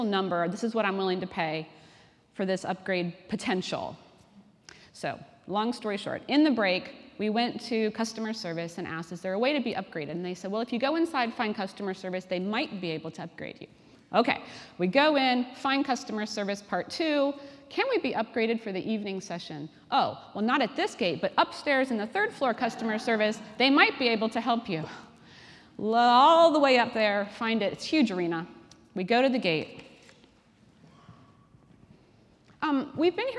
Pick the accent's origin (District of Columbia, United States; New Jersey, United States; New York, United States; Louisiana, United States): District of Columbia, United States; Washington; moved away as an adult; now in Cambridge, United Kingdom; I'm originally from Washington, D.C.